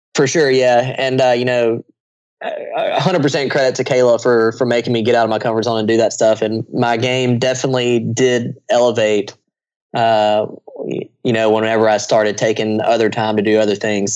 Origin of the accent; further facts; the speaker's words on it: United States; I'm an American.